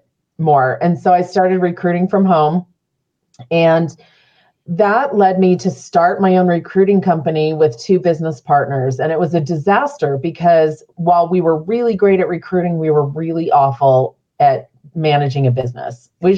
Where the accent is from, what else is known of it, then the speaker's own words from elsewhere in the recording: Phoenix, Arizona, United States; now in Utah, United States; I didn't grow up here. I grew up in Central Phoenix.